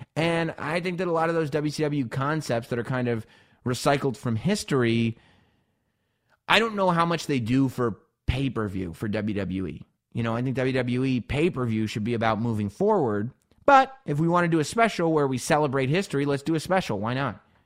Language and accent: English; New York, United States; Growing up in New York